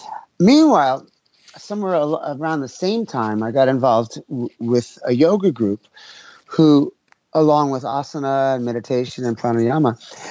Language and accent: English; New York City, New York, United States; moved away; also born or lived in Oregon / San Francisco Bay Area; I grew up in New York City. I'm 65 now, so I grew up, I was a teenager in the 60s in New York.